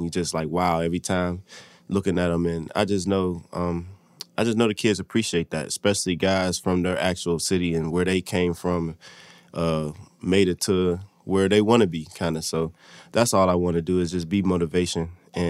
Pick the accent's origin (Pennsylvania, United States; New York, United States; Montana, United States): Pennsylvania, United States; Pittsburgh; Growing up in Western PA, Pittsburgh, all you know is really the Pittsburgh Steelers.